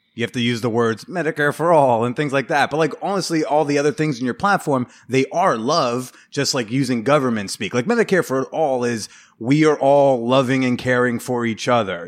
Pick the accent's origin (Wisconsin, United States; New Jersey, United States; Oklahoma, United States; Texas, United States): New Jersey, United States; now in New York, United States; in my hometown, uh, home district, New Jersey Five